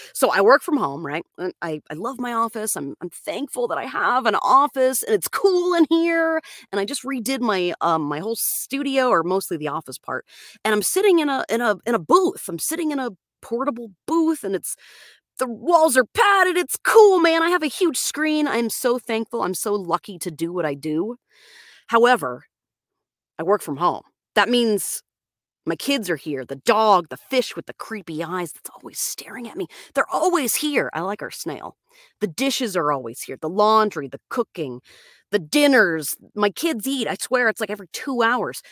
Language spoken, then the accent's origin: English; Florida, United States; moved away as an adult; That's where I'm from. I'm from Florida. I lived out there until I was about twenty-five